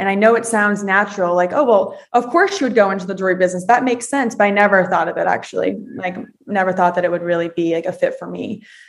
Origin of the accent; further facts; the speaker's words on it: Naples, Florida, United States; moved away as an adult; also born or lived in Boston; I am born and raised in Naples, Florida. I'm actually one of six kids.